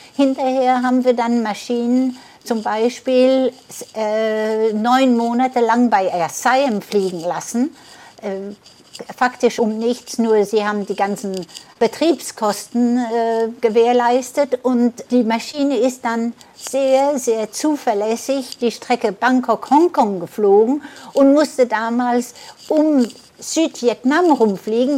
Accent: France; also born or lived in Prien am Chiemsee, Bavaria, Germany; bin aber mit einem Jahr nach Frankreich gebracht worden

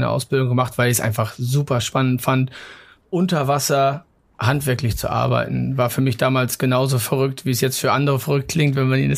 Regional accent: Mecklenburg-Vorpommern, Germany; ich bin an der Ostsee aufgewachsen, komme aus Mecklenburg in der Nähe von Greifswald

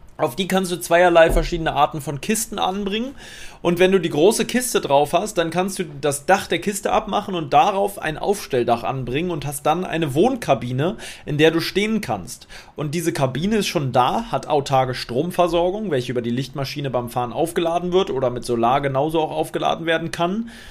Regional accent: Berlin, Germany; Ich muss in meine alte Heimat fahren, in meine alte Hut

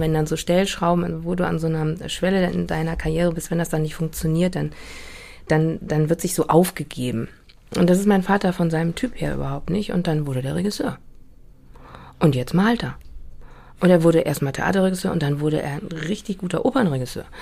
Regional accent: Hamburg, Germany; also born or lived in Hanover; Also ich bin wirklich in dieser großen Brunnenstraße aufgewachsen und habe die auch erst mit 41 äh, verlassen

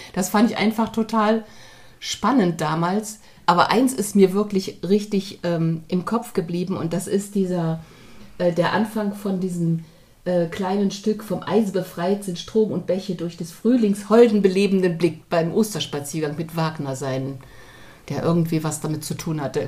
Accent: East Germany, Germany; now in Hamburg, Germany; ich bin ja in der DDR zur Schule gegangen

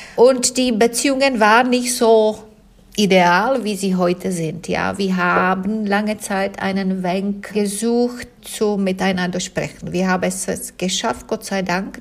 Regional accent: South Bohemian Region, Czechia; German is a second language; moved away as an adult; now in Munich, Germany; Ich stamme aus Südbämen und es ist nicht weit äh, von äh, den tschechischen Grenzen

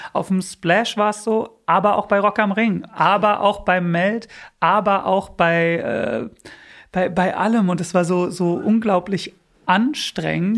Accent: Bielefeld, North Rhine-Westphalia, Germany; German is a second language; moved away as an adult; also born or lived in United States; now in Berlin, Germany; bei uns in Bielefeld

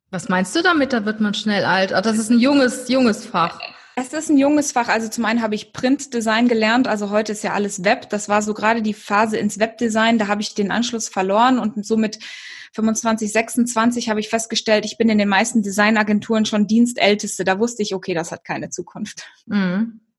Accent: Kenya; ja, ich bin in Kenia geboren und aufgewachsen. Viele denken ja immer, dass es Südafrika ist

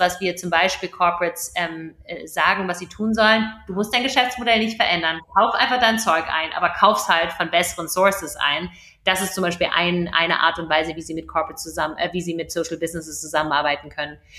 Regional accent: Germany; Wir als Deutsche, wir als Europäer

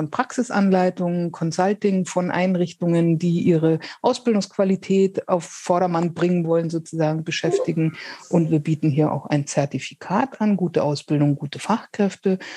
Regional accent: Munich, Bavaria, Germany; accent: Bavarian; Äh, ich komme ganz aus dem Süden dazu, aus München. Das hört man nicht wirklich. Ich habe das Bayerische eigentlich abgelegt.

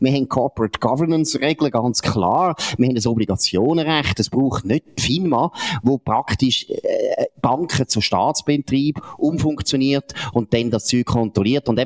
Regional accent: Switzerland; Wir sind eben Amer nicht Amerikaner, wir sind Schweizer.

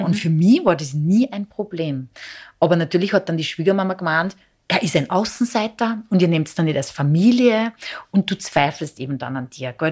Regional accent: Serbia; now in Austria; Ich bin ja von Serbien orthodox ja. und wir leben in Österreich

